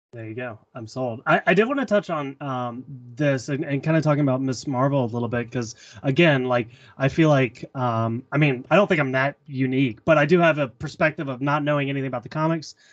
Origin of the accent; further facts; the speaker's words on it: the South, United States; I'm from the South